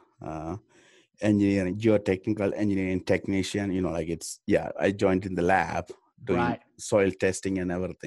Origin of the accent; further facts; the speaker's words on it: Sri Lanka; moved away as an adult; also born or lived in Reno, Nevada; now in United States; I am originally from Sri Lanka.